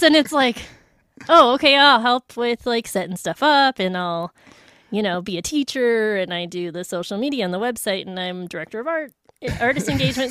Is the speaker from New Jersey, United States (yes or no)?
no; Minnesota, United States; moved away as an adult; I'm from Minnesota. My parents still live there